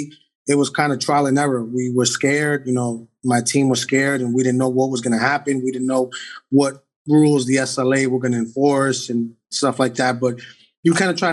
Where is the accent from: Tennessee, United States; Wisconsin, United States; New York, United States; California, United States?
New York, United States; New York City; I'm not born and raised in the Heights. I'm 45. I've been in the Heights 42 years